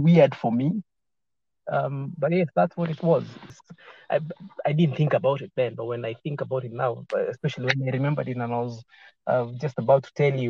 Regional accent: Chuka, Tharaka-Nithi County, Kenya; English is a second language; also born or lived in Western Kenya / Kericho / Kitale / Sondu; I was born in Chuka. My folks are from Chuka, but I initially didn't grow up in Chuka because my dad was a policeman.

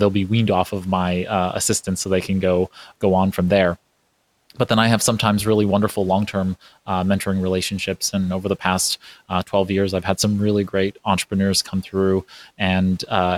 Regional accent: New York City, New York, United States; while I wasn't born in New York, I'm a New Yorker. I was raised in Brooklyn, New York

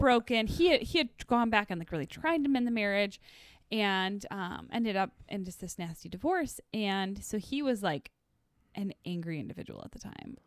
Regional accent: the Northwoods, United States; I was from the Northwoods

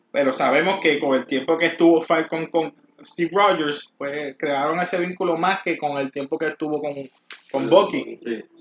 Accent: Puerto Rico; Todos somos mezclados aquí somos estos boricuas

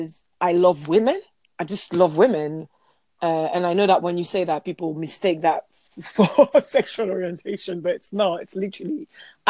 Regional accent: France; I'm French

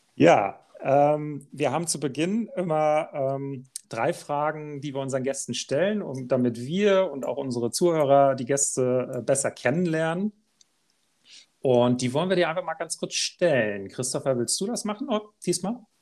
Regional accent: Germany; bei uns in Deutschland

